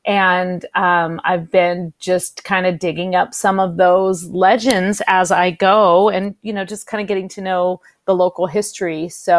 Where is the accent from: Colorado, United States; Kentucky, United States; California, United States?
California, United States; San Francisco Bay Area; moved away as an adult; now in Minnesota, United States; I am originally from the San Francisco Bay Area, where I spent a lot of time on the sea. And I, about 5 years ago, moved very far inland to the land of 10,000 lakes. So now I live in Minnesota